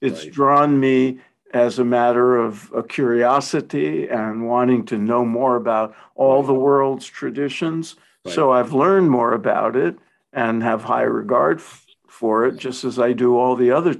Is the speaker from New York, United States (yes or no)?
yes; New York City, New York, United States; grew up in Brooklyn, like I did